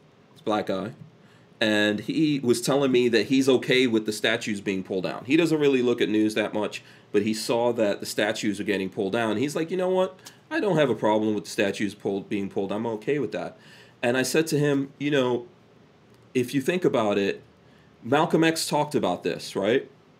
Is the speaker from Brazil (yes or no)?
no; Guyana; born there; I was born in Guyana, and Guyana is socialist in the least, communist.